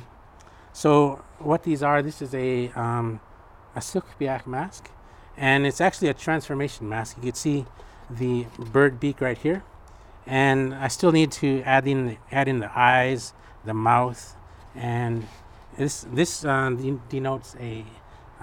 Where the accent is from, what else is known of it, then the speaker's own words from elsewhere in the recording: Bristol Bay, Alaska, United States; now in Anchorage, United States; I grew up commercial fishing in Bristol Bay, and also I would do warehouse work in Anchorage here